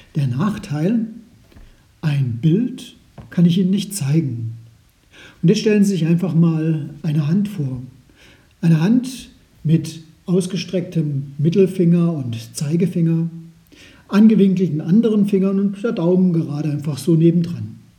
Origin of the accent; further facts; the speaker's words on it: Germany; bei uns in Deutschland